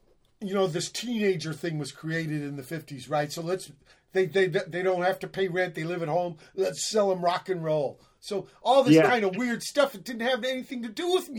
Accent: Virginia, United States; born there; I was born in Virginia, but I was conceived. There was a boot camp. My pop was a sailor.

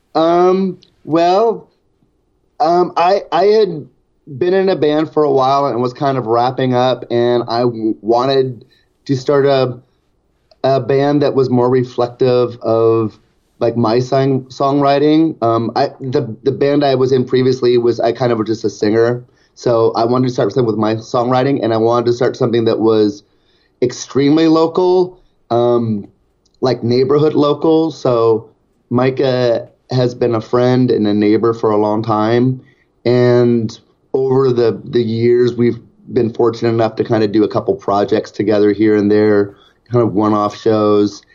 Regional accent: Portland, Oregon, United States; I'm from Portland, Oregon

